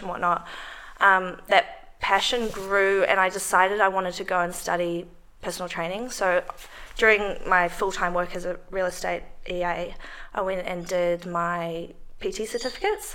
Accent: New Zealand; moved away as an adult; now in Melbourne, Australia; I'm from New Zealand

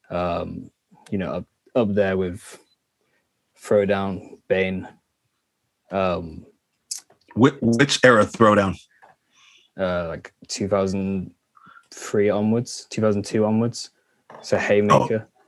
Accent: Los Angeles, California, United States; Well, I'm from Los Angeles

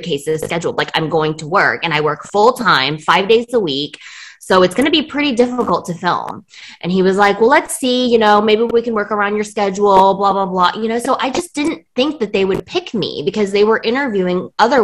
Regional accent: Beijing, China; I was born in Beijing in 1984

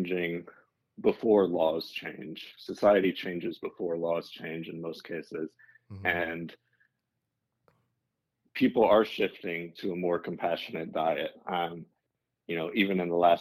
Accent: Arkansas, United States; now in Texas, United States; I am based in Texas. I grew up in Arkansas.

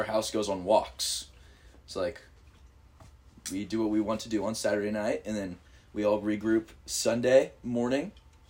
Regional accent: the Northwest, Pacific Northwest, United States; We are from the Northwest.

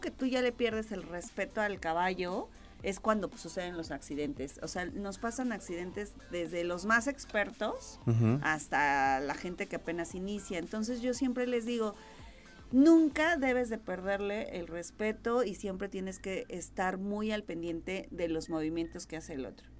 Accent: Querétaro, Mexico; Soy queretana

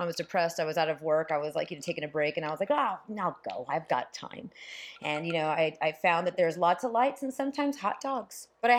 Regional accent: California, United States; I grew up in California.

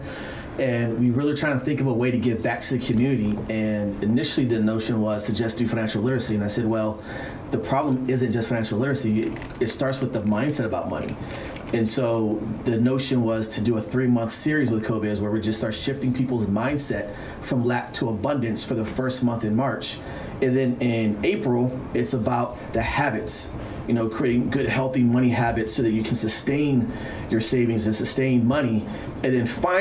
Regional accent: Pittsburgh, Pennsylvania, United States; moved away as an adult; also born or lived in Baltimore, Maryland; So I was born and raised on the East Coast, Pittsburgh, Pennsylvania.

